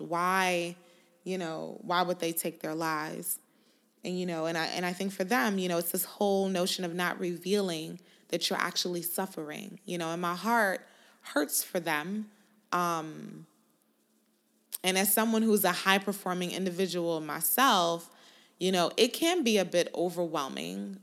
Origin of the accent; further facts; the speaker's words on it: Houston, Texas, United States; I'm from Houston.